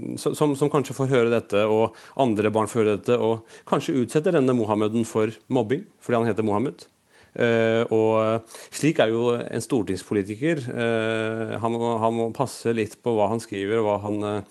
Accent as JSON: {"language": "Norwegian", "country": "Norway", "tie": "born or raised there", "said": "Jeg er født og oppvokst i Norge"}